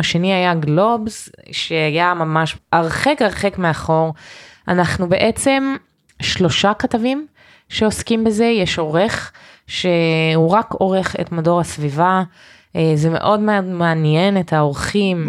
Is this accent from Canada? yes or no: yes; Canada; Hebrew is a second language; now in Israel; נולדתי בקנדה